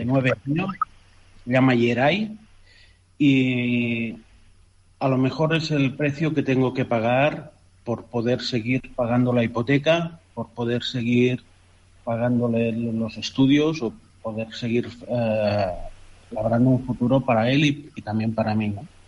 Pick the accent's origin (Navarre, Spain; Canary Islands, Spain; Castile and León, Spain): Canary Islands, Spain; moved away as an adult; also born or lived in Catalonia; now in Qatar; soy un canario nacido en Cataluña